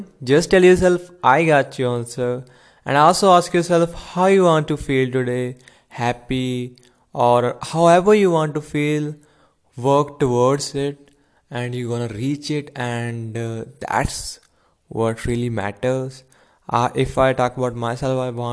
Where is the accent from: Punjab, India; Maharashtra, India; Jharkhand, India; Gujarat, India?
Punjab, India; I am from Punjab